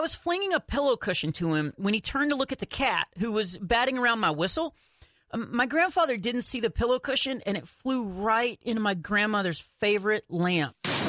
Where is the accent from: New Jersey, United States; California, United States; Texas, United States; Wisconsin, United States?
Texas, United States; I'm from Texas, so I've been skiing a lot of times in Colorado, you know, because that's what Texans do.